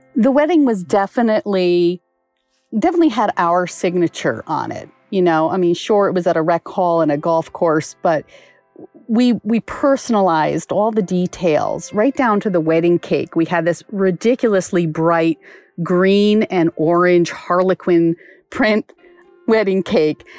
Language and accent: English; Cheshire, Connecticut, United States; I'm originally from Cheshire, Connecticut